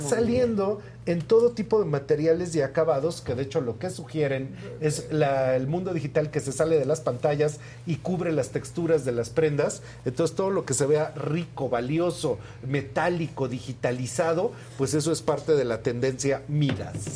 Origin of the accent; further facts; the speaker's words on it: Mexico; somos, mexicanos